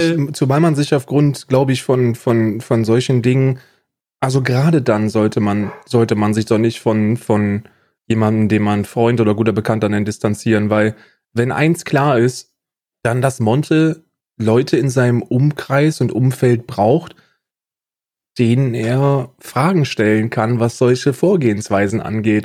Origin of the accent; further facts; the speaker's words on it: Germany; moved away as an adult; now in Ireland; als Deutscher